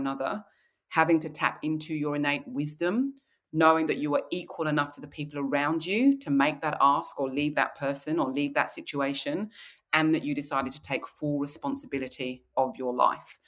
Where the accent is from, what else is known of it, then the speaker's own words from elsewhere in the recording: Kent, South East England, United Kingdom; now in Australia; I grew up in Kent in the English countryside